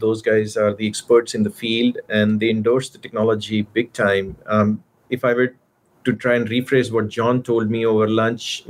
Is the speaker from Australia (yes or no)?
no; India; moved away as an adult; also born or lived in Arizona / Austin, Texas; now in California, United States; I grew up in India. I did my bachelor's there